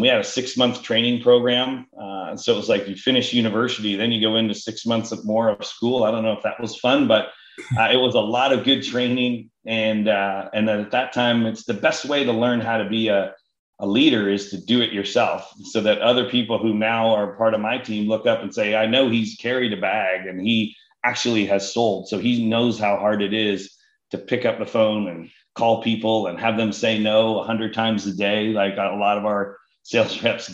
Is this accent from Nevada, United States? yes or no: no; Columbus, Ohio, United States; moved away as an adult; also born or lived in Cincinnati / Atlanta / Dallas / Boston; now in San Francisco area, United States; I grew up in Columbus and my family all has been based there and lived there and with the whole time